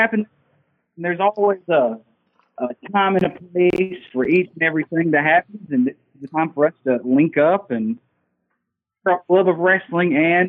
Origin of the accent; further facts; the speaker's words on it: Arkansas, United States; And I'm from Arkansas, so I always listen to country.